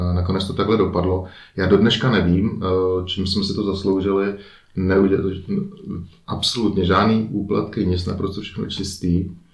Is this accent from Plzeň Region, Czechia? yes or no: no; Prague, Czechia; moved away as an adult; now in Liechtenstein; jsme Pražáci